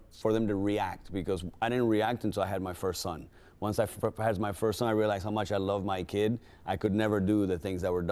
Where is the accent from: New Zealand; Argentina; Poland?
Argentina; now in United States; I'm originally from Argentina